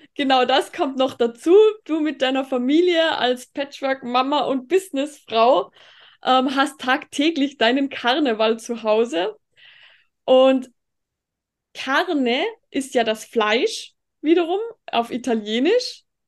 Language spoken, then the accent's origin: German; Tyrol, Austria; und ich eben bin aus Tirol, weil du vorhin bezüglich Dialekt gesagt hast. Aber ich glaube, das hört man auch